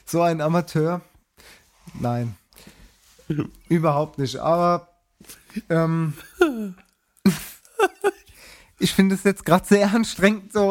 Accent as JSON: {"language": "German", "country": "United States", "said": "ich trinke, because ich bin aus Amerika, ich trinke Zero"}